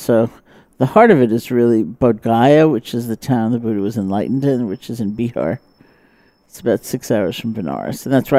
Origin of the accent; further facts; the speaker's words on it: New York City, New York, United States; moved away; also born or lived in Barre, Massachusetts; I grew up in New York City. I grew up in Washington Heights near the George Washington Bridge